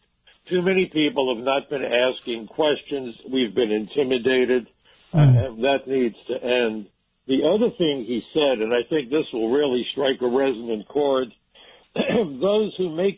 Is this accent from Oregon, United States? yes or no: no; New York City, New York, United States; I'm a New Yorker